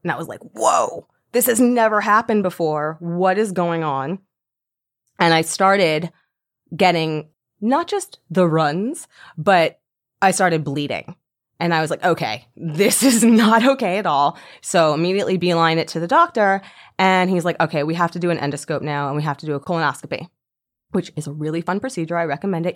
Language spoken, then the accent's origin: English; Deerfield Beach, Florida, United States; moved away as an adult; also born or lived in New York; I grew up in Deerfield Beach, and I moved to New York when I was 19 years old